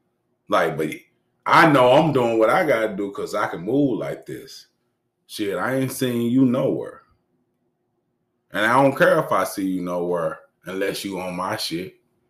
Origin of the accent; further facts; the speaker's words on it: Arkansas, United States; Though we from Cleveland and I'm from Arkansas and everywhere else in between that we done moved in these years.